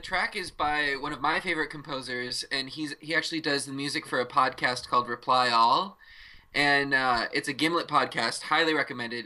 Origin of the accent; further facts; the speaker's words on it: Freedom, Wisconsin, United States; also born or lived in Orlando, Florida; my hometown in Freedom, Wisconsin